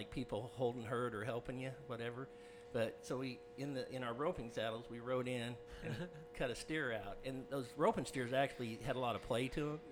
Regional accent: Grand Island, Nebraska, United States; I'm from Grand Island, Nebraska

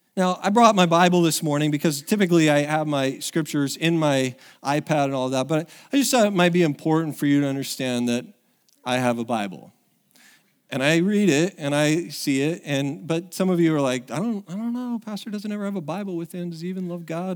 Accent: Oregon, United States; moved away; it's been seventeen years since I was back in, in, in my hometown

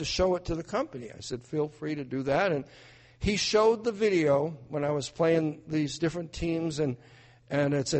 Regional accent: New Hampshire, United States; where I'm from in New Hampshire

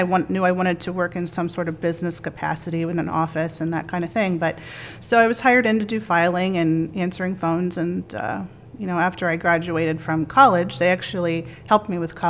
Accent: Massillon, Ohio, United States; So I grew up in Perry Township in Maslin, Ohio, and I went to Perry High School.

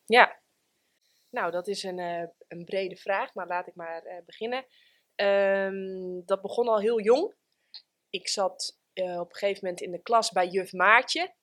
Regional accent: Friesland, Netherlands; Ik ben geboren in Friesland

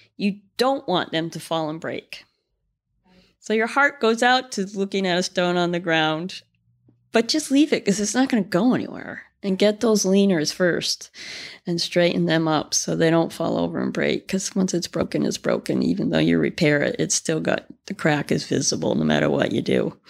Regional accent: Connecticut, United States; now in Vermont, United States; we grew up in Connecticut

